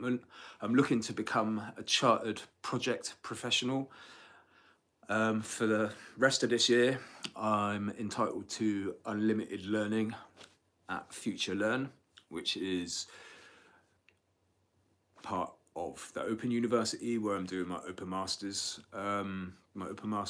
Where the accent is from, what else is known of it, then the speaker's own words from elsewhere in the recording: Bath, South West England, United Kingdom; at college here at Bath, where my hometown, where I was born and raised in Somerset.